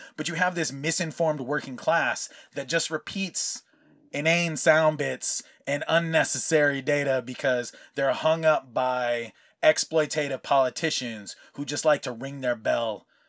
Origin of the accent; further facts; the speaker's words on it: California, United States; also born or lived in Hawaii; for most of my life, having been in California because of just, you know, relocating as a Hawaiian and that's how you do, like, military, brought my grandfather out here and we've been out here ever since.